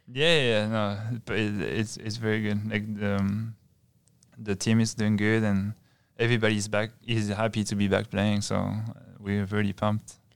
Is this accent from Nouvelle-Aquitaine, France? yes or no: yes; Bayonne, Nouvelle-Aquitaine, France; I'm from Bayonne, and it's, it's, uh, Biarritz is, is right next to Bayonne